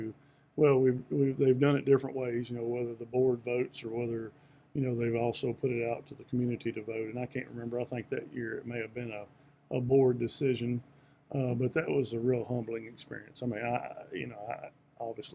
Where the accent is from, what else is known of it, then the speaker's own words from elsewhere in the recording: Nashville, Tennessee, United States; moved away as an adult; now in Radford, United States; I grew up in Nashville, big city, went to a high school that was 3,400 students.